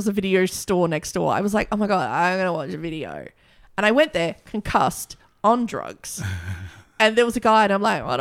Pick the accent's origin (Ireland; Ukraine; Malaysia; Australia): Australia; Broken Hill, New South Wales; my hometown.